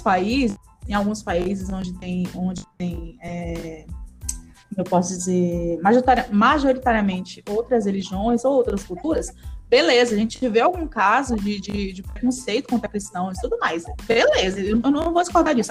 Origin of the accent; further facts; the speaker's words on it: Pará, Brazil; eu sou paraense